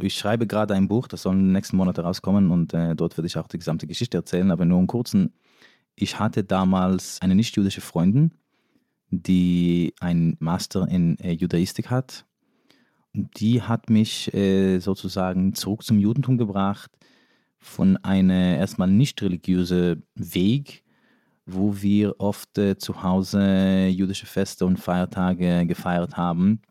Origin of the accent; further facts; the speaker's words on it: New York, United States; first language Yiddish; German is a second language; moved away as an adult; also born or lived in Israel / Berlin; now in Germany; Also ich bin in New York aufgewachsen. Englisch war aber erst meine dritte oder vierte Sprache